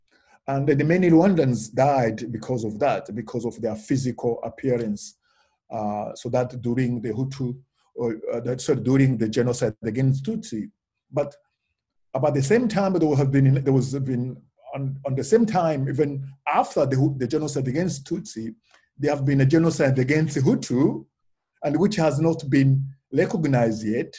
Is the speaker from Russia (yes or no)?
yes; Russia; born there; English is a second language; Yes, I was born in Russia, but it was during Soviet time, not post.